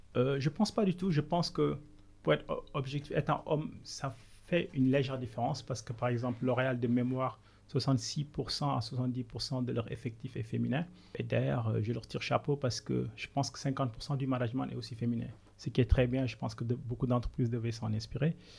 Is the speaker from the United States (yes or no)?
no; Senegal; moved away as an adult; also born or lived in Côte d'Ivoire / France; now in United Kingdom; je suis sénégalais d'origine, je suis né au Sénégal il y a 38 ans